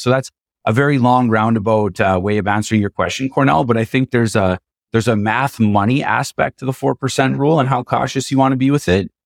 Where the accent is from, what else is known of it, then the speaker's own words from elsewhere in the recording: Canada; as a Canadian